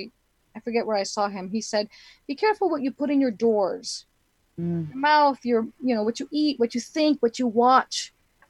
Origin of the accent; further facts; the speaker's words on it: Laredo, Texas, United States; growing up in the 70s, a big lesbian in Laredo, Texas